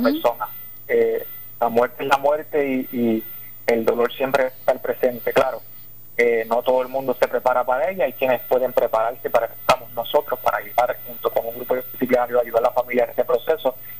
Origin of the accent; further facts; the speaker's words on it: southwest Puerto Rico, Puerto Rico; soy del solidario del suroeste